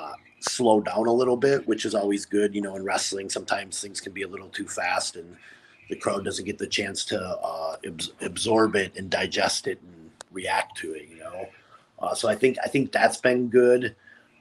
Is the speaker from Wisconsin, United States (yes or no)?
yes; Appleton, Wisconsin, United States; I grew up in Appleton, Wisconsin